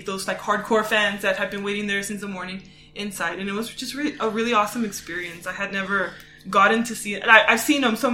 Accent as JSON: {"language": "English", "region": "Texas", "country": "United States", "said": "I'm from Texas"}